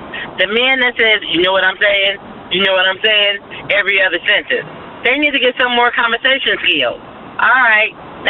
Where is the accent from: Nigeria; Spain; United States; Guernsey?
United States; Cincinnati, Ohio; I'm from Cincinnati.